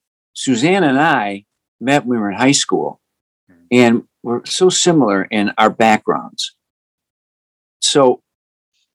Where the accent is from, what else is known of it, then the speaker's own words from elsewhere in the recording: Chicago, Illinois, United States; where I grew up in Chicago